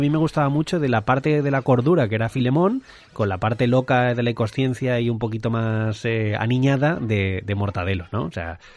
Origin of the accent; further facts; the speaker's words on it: Madrid, Community of Madrid, Spain; moved away as an adult; now in Mallorca, Spain; yo soy madrileño, ahora mismo eh, viviendo en Mallorca